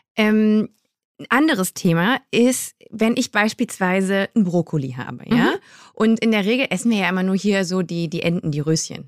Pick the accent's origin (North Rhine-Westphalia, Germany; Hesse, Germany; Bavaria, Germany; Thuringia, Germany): North Rhine-Westphalia, Germany; Düsseldorf; moved away; ich komme aus, aus Düsseldorf, aus der mhm. Nähe. Und als Kind war ich immer in so einem Gewürzladen